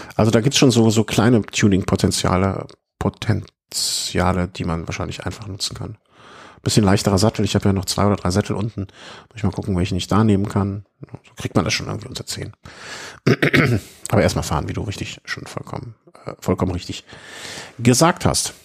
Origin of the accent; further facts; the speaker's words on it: Cologne, North Rhine-Westphalia, Germany; für mich als Kölner